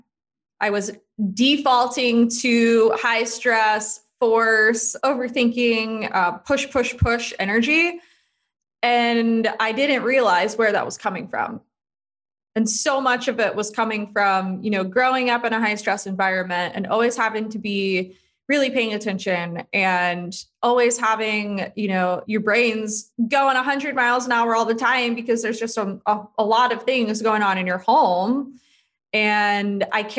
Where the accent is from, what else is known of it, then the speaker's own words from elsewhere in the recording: Charlotte, North Carolina, United States; moved away as an adult; I grew up in Charlotte, North Carolina.